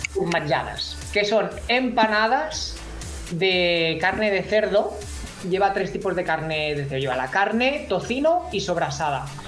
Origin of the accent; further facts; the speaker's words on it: Menorca, Balearic Islands, Spain; Yo he nacido en Menorca, yo soy menorquín.